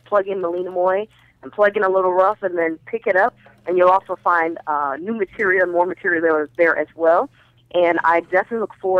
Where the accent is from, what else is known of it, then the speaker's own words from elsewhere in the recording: Minnesota, United States; also born or lived in Ohio / the Valley, California; now in Los Angeles, United States; originally from Ohio, but then we grew up in Minnesota